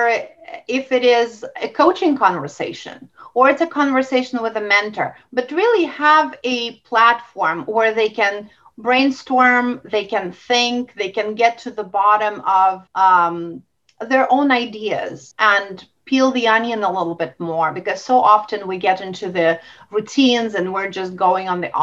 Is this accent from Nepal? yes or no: no; Russia; moved away; I grew up in Russia